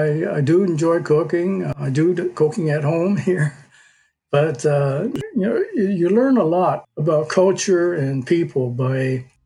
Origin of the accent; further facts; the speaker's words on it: Jackson, Michigan, United States; That's the reason I was born in Jackson, which is where most people, when they ask me where I come from, I say Jackson, Michigan.